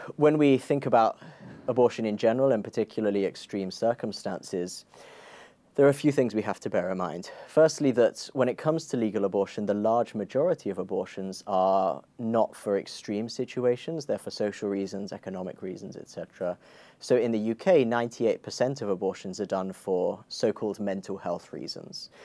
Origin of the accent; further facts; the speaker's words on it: Croydon, London, United Kingdom; I grew up in Croydon